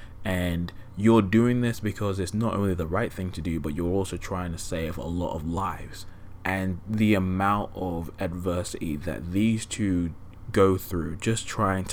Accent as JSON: {"language": "English", "region": "England", "country": "United Kingdom", "said": "me and my uncle, because obviously we're both English geezers"}